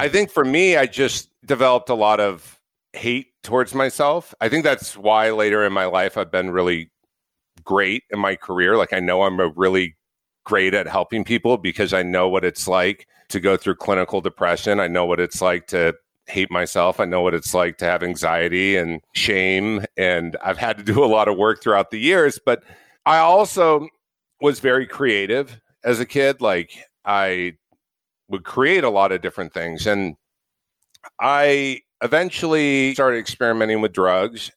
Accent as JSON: {"language": "English", "area": "Orange County", "region": "California", "country": "United States", "tie": "born or raised there", "said": "I grew up in Orange County, California"}